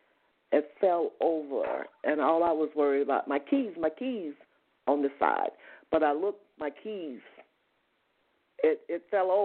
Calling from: Georgia, United States

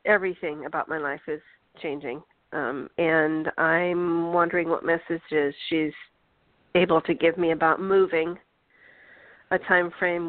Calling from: Georgia, United States

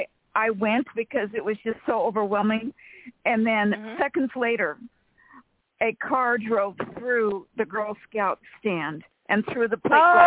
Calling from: Sacramento, California, United States; from Sacramento, California.

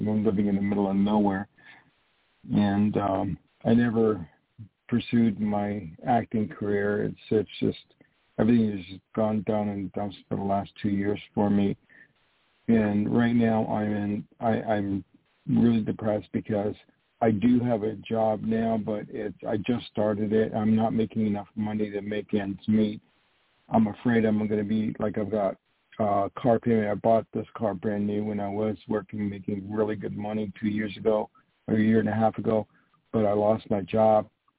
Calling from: New York, United States; also born or lived in California; I'm calling from New York.

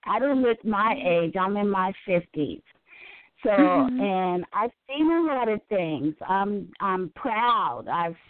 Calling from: Carmichael, California, United States; I am calling from Carmichael, California.

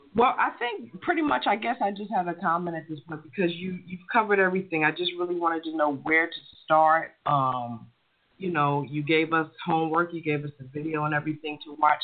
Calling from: Stone Mountain, Georgia, United States; I'm calling from Stone Mountain, Georgia

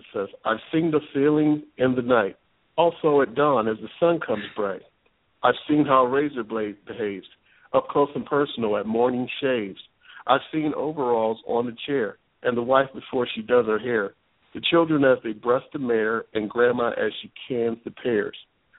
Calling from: Westerville, Ohio, United States; I'm calling from Westerville, Ohio.

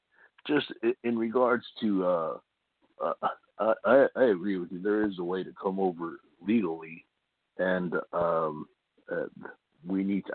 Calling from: Imperial Beach, California, United States; from Imperial Beach.

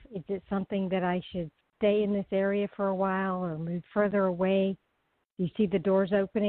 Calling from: Florida, United States; I'm calling from Florida.

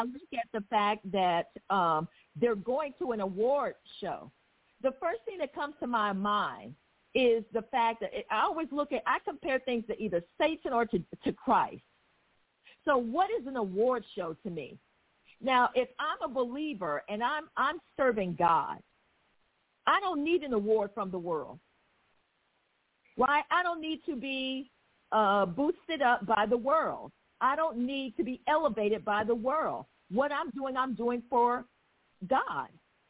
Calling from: Lancaster, Texas, United States; I'm calling from Lancaster, Texas.

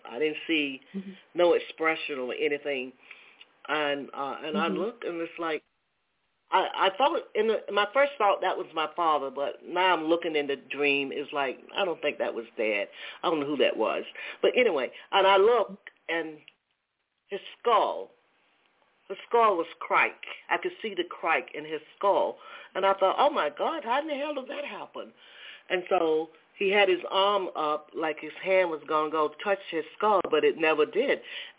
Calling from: Atlanta, Georgia, United States; I'm calling from Georgia, Atlanta area.

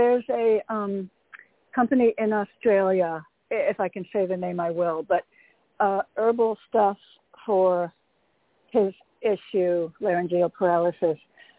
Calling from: Connecticut, United States; Hi, Toni. It's … from Connecticut.

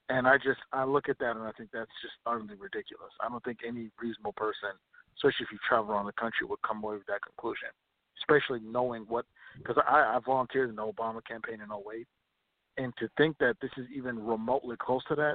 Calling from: Minnesota, United States

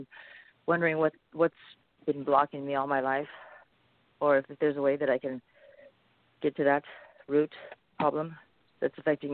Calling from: California, United States; I'm calling from California.

